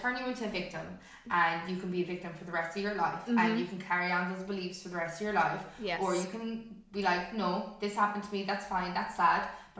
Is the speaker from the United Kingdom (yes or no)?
no; Limerick, Munster, Ireland; I'm from Limerick as well